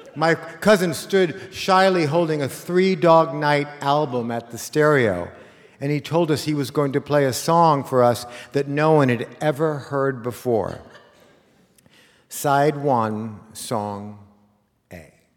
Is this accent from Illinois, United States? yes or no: no; Los Angeles, California, United States; a kid like me in 1970, growing up in Los Angeles